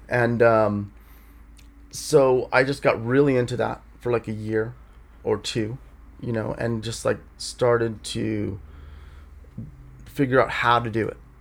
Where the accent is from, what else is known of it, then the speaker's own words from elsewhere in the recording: Los Angeles, California, United States; also born or lived in Escondido, California; I grew up in Studio City